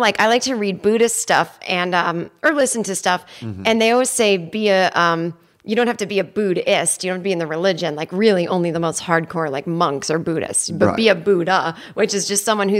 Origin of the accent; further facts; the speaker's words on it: United States; I'm from America